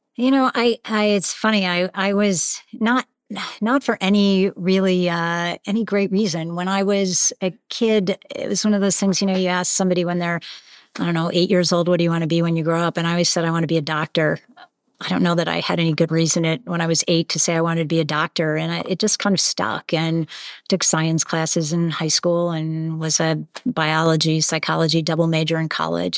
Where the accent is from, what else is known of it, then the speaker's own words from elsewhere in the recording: Western Springs, Illinois, United States; now in Boston, United States; I'm originally from Chicago. I grew up in one of the small suburbs outside of Chicago